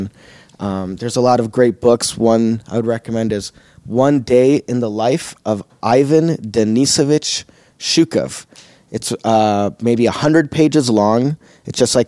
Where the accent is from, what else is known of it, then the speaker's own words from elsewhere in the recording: Chicago, Illinois, United States; Chicago where I was born, grew up in Chicago, always spoke Russian at home